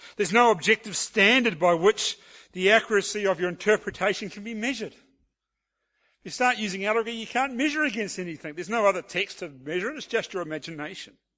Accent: New Zealand; being a New Zealander

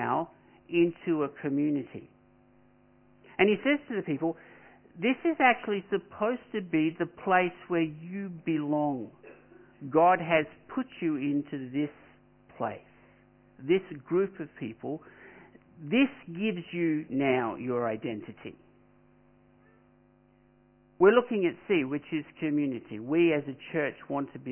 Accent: Australia; I'm an Australian

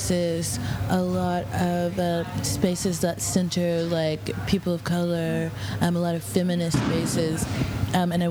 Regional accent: Texas, United States; moved away; I'm from Texas, which is like one of the most conservative states.

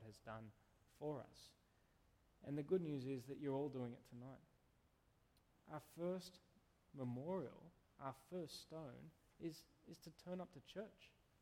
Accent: Canberra, Australian Capital Territory, Australia; moved away; I come from Canberra

